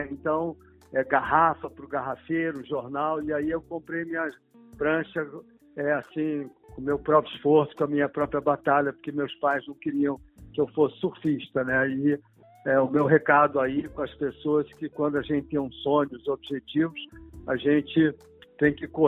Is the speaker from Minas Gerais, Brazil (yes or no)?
no; Rio de Janeiro, Brazil; Eu nasci no Leblon, na rua João Lira, né?